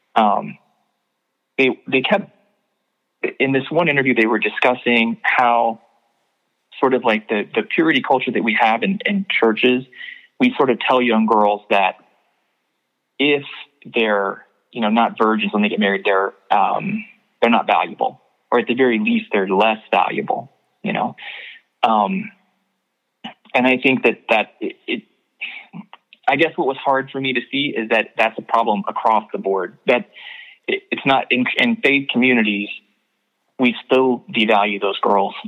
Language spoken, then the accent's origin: English; Knoxville, Tennessee, United States; in Knoxville, my hometown